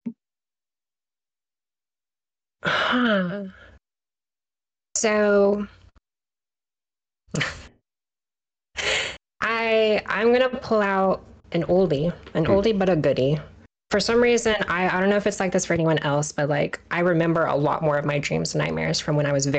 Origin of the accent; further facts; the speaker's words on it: Kansas, United States; now in Maryland, United States; so I live in Maryland on the East Coast. I'm originally from Kansas in the Midwest